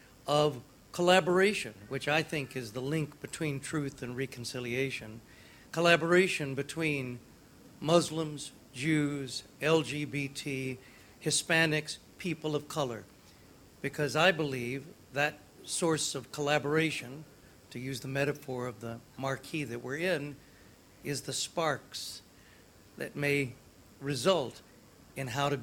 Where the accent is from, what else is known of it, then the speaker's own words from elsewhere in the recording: the American South, United States; moved away as an adult; now in Scotland, United Kingdom; As a son of the American South who found a home in Scotland 12 years ago